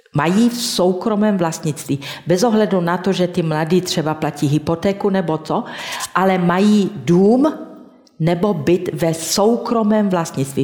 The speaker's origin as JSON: {"language": "Czech", "town": "Banská Štiavnica", "region": "Banská Bystrica Region", "country": "Slovakia", "tie": "born or raised there", "said": "V mém rodném městě Banské Šťavnici"}